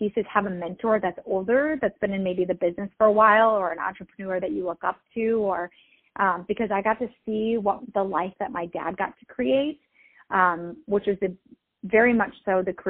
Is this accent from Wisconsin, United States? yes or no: yes; Milwaukee, Wisconsin, United States; moved away as an adult; now in Los Angeles, United States; I have lived in Los Angeles for about 10 years, and I'm originally from the Milwaukee area.